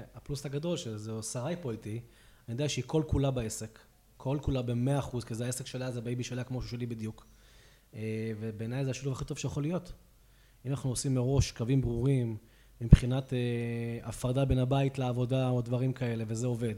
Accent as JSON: {"language": "Hebrew", "town": "Hadera", "region": "Haifa District", "country": "Israel", "tie": "born or raised there", "moved": "as an adult", "lives_now": "Pardes Hanna, Israel", "said": "בן 38, במקור מחדרה. אני כבר גר uh, כמעט 17 שנה בפרדס חנה"}